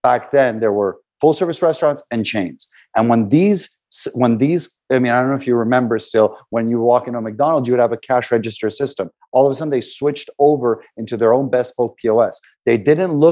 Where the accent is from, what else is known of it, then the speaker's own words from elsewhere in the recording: Canada; we're from Canada